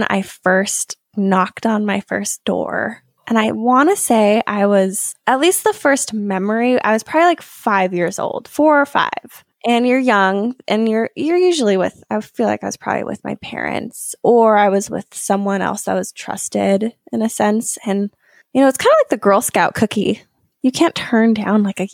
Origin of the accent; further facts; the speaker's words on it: Bend, Oregon, United States; I was 7 or 8 years old, and I grew up in Bend, Oregon